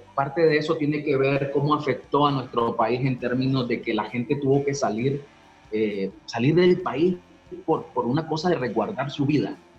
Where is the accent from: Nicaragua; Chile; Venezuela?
Nicaragua; moved away as an adult; also born or lived in Costa Rica; now in San José, Costa Rica; los nicas no tenemos acento